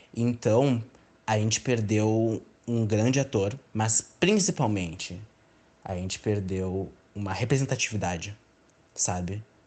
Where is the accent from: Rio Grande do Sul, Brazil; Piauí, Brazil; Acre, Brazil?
Rio Grande do Sul, Brazil; Porto Alegre; sou natural de Porto Alegre